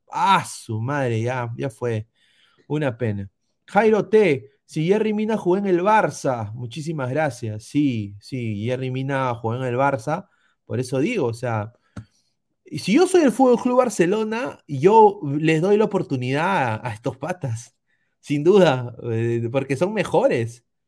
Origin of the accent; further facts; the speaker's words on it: Peru; now in United States; yo soy peruano